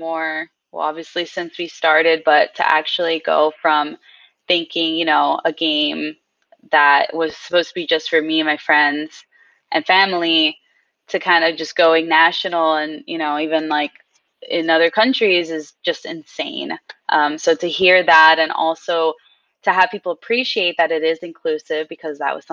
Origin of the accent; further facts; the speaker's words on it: United States; first language Spanish; English is a second language; I was born in the U.S. So I guess I'm technically, yeah, American